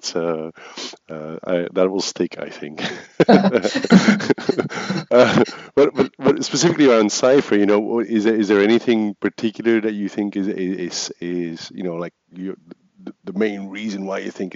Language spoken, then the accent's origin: English; Flanders, Belgium; first language Flemish; English is a second language; Flemish, my mother tongue